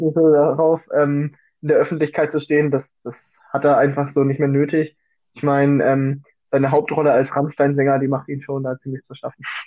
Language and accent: German; Bavaria, Germany; ich komme aus Bayern